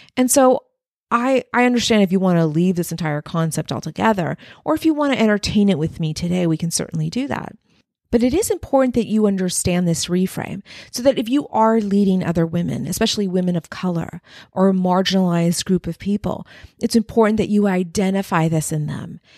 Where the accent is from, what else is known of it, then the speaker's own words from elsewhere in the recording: Texas-Mexican border, United States; I had one foot in Mexico, one foot in the U S along the Texas-Mexican border